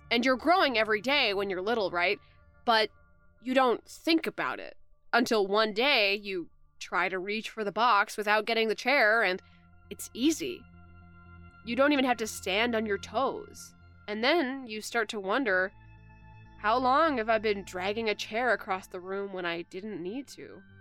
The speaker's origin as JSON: {"language": "English", "town": "Kamloops", "region": "British Columbia", "country": "Canada", "said": "I'm from Kamloops, so probably a lot fewer mountains than you're picturing, actually."}